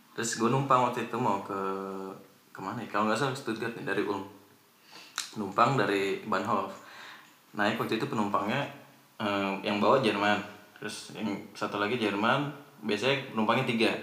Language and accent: Indonesian; Indonesia; now in Germany; Dari Indonesia.